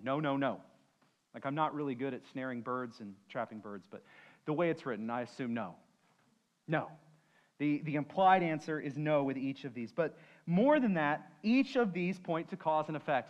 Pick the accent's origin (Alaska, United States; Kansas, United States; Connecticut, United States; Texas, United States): Texas, United States; San Antonio; I'm from San Antonio.